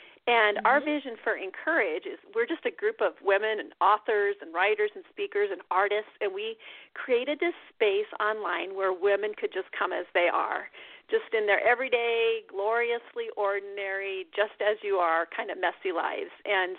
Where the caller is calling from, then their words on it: Iowa, United States; Yeah, I'm calling you from Iowa. It is snowy here. We are actually snowed in our house right now. It's like Snowmageddon. And I am a writer. I write from my farm.